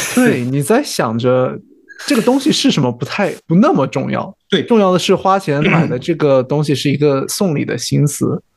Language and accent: Chinese; Zibo, Shandong, China; now in Canada; 我们那边现在家乡菜， 我们淄博人会做酥锅